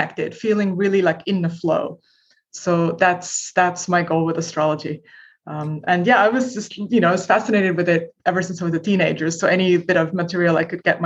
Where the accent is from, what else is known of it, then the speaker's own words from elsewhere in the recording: Estonia; moved away as an adult; now in United States; I'm originally from Estonia, which is, you know, a tiny country in Northern Europe, used to be part of the Soviet Union when I was a little kid.